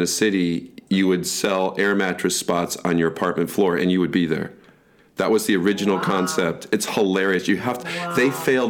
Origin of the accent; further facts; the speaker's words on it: United States; especially being an American, growing up in America.